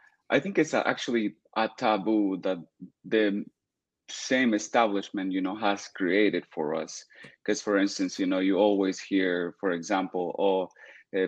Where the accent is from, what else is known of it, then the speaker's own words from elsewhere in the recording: El Salvador; moved away as an adult; now in United States; I'm from El Salvador. I moved to the United States 6 years ago.